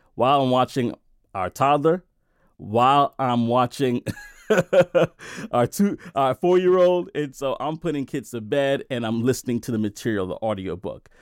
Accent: New York City, New York, United States; I came from Brooklyn, New York, And I grew up in the worst neighborhoods. I grew up in Brownsville. I grew up in East New York, right?

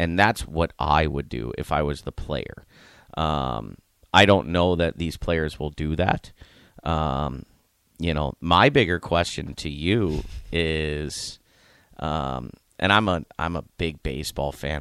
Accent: Youngstown, Ohio, United States; I grew up in Youngstown, Ohio

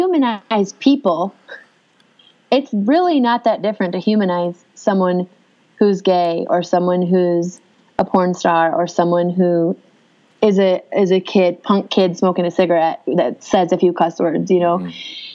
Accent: Upper Peninsula of Michigan, United States; moved away as an adult; also born or lived in Los Angeles / Las Vegas; I was raised in Upper Michigan

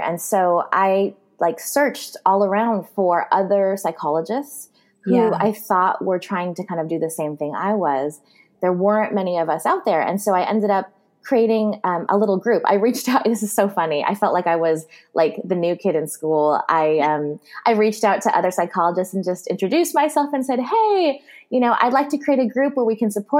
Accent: California, United States; I'm from California

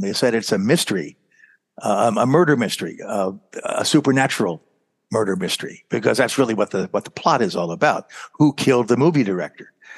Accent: Silver Spring, Maryland, United States; I was born in Silver Spring, which was near there

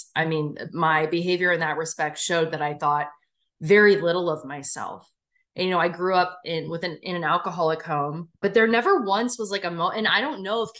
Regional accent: Bryn Mawr, Pennsylvania, United States; I grew up in fucking Bryn Mawr. I grew up in the Main Line.

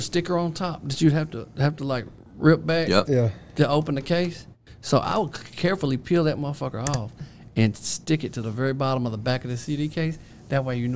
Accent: Steele, Missouri, United States; moved away; this little town, baby town I come from, it's like 10 times smaller than this place.

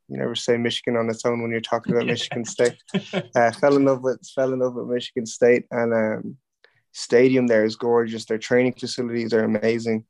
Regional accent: Ireland; also born or lived in Overland Park, Kansas / Wichita, Kansas; grew up in Wichita, in just a sub uh, sub city just off Wichita, Kansas. Um, yeah, so grew up there uh, until I was five years old. Um, when I was five, then uh, the family moved over to Ireland

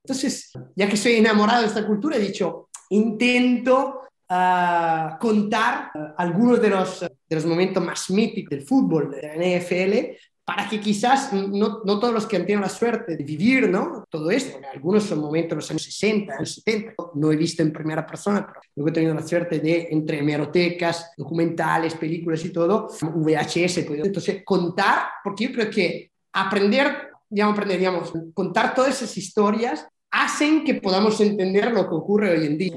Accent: Milan, Lombardy, Italy; moved away; en las condiciones en que yo viví mi infancia en, en, Italia, en Milán

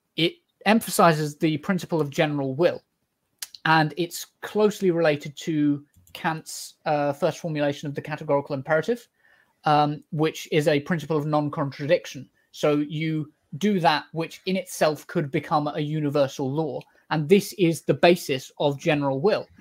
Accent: United Kingdom; I'm British

